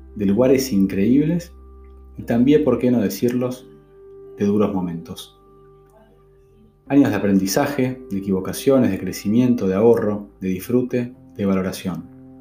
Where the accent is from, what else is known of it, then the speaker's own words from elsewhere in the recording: Argentina; moved away as an adult; also born or lived in Mexico City, Mexico; Fueron seis años lejos de Argentina